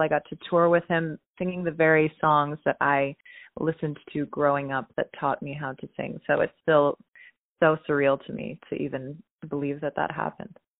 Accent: Pittsburgh, Pennsylvania, United States; I was born in Pittsburgh, Pennsylvania

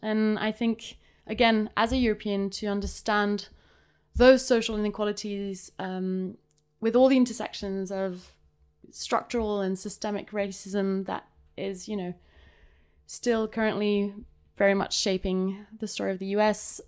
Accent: Geneva, Switzerland; so I'm I am from Switzerland. I grew up here until I was 19

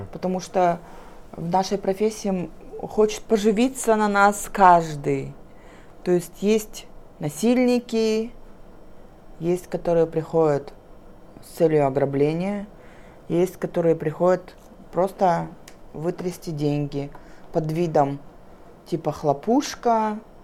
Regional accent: Kazakhstan; Я местная.

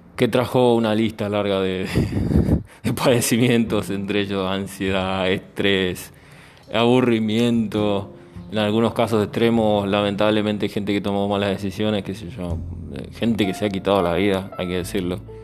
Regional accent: Argentina; moved away; yo al ser argentino siempre tengo el punto de comparación con mi país

